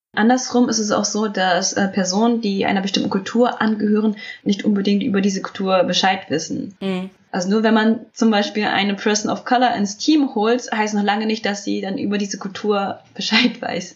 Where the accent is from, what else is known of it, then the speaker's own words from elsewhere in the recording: Germany; Ich bin ja in Deutschland geboren